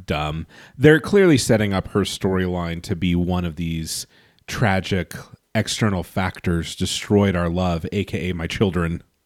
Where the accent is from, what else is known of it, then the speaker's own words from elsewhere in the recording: Los Angeles, California, United States; growing up in Los Angeles